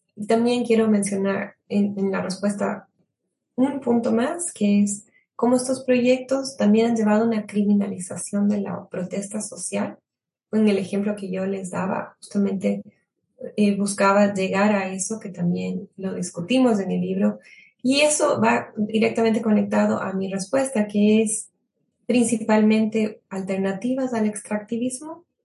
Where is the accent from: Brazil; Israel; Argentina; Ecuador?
Ecuador; somos como ecuatorianos